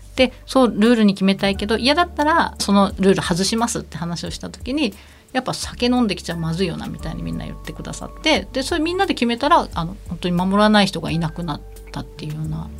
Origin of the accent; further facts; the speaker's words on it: rural area of Kumamoto Prefecture, Japan; 熊本県の農村地帯の出身なんですけれども